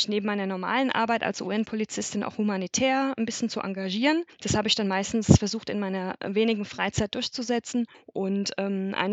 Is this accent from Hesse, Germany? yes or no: yes; Limburg an der Lahn, Hesse, Germany; ich bin 36 Jahre alt, ich komme ursprünglich aus der Nähe von Limburg an der Lahn